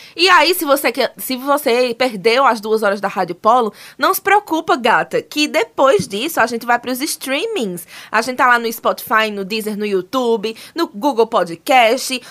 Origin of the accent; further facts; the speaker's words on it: Caruaru, Pernambuco, Brazil; eu sou de Caruaru